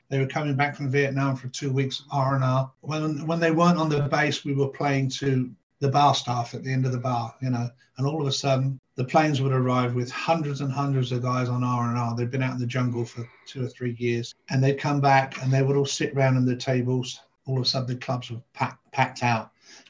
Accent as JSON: {"language": "English", "town": "Bournemouth", "region": "South West England", "country": "United Kingdom", "tie": "born there", "also_born_or_lived": "Nottingham", "said": "I was born in Bournemouth in England, which is on the south coast. Moved up to Nottingham, which is up in the north."}